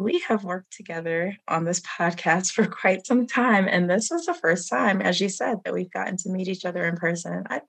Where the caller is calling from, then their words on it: North Carolina, United States; And I am tuning in from Guilford County, North Carolina, home to the Shara, the Kiawe, and several other tribes.